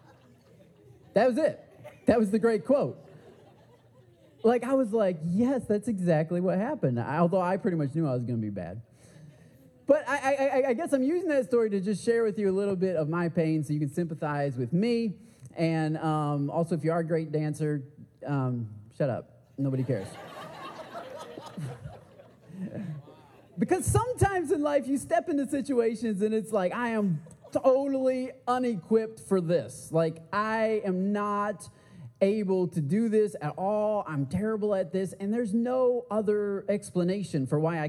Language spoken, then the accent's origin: English; Michigan, United States; I'm from the Midwest. I'm from Michigan.